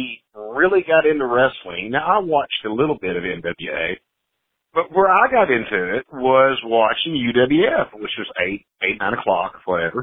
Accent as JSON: {"language": "English", "town": "Marietta", "region": "Georgia", "country": "United States", "tie": "born or raised there", "said": "Born, as a matter of fact, in Marietta, Georgia, Kenistone Hospital, from the Atlanta metro area. I had been here all my life."}